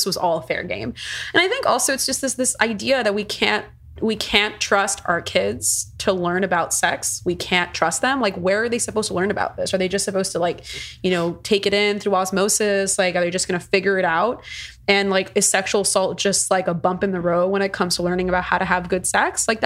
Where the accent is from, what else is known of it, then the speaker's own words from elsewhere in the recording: Miami-Dade County, Florida, United States; I'm from Miami-Dade County, and our public schools have essentially been run to the ground, I mean, since I've been on this earth